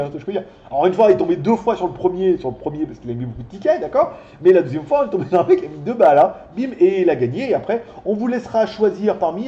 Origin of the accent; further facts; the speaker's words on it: France; also born or lived in China; now in Thailand; je suis français